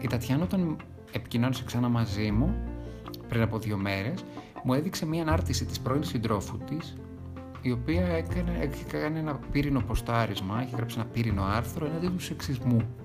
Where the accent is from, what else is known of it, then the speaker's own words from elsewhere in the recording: Thessaloniki, Central Macedonia, Greece; γεννήθηκα και μεγάλωσα στη Θεσσαλονίκη